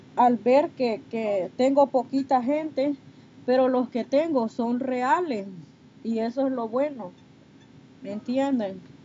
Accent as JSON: {"language": "Spanish", "country": "Honduras", "tie": "born or raised there", "moved": "yes", "lives_now": "Texas, United States", "said": "Soy de Honduras, pero estoy aquí en, en Texas."}